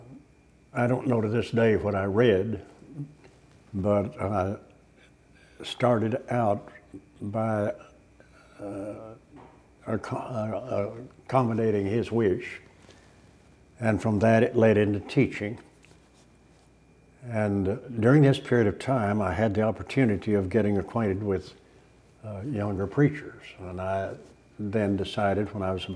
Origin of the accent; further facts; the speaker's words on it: Los Angeles, California, United States; also born or lived in Alamogordo, New Mexico / El Paso, Texas; we moved to El Paso and lived there until I was 8 years of age. And then we moved to Hollywood, California